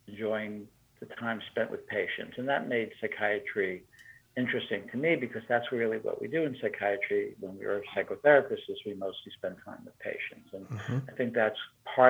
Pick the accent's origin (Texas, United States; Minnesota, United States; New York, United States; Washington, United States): New York, United States; moved away as an adult; also born or lived in Italy / Michigan; I grew up in New York